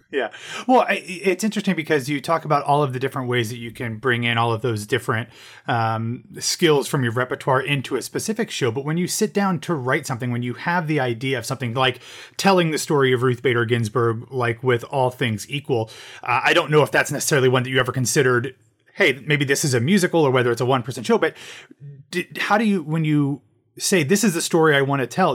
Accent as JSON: {"language": "English", "region": "Ohio", "country": "United States", "moved": "as an adult", "lives_now": "Orlando, United States", "said": "I'm, I'm originally from Ohio and from the Midwest, so about, uh, eight years ago, I moved to Orlando"}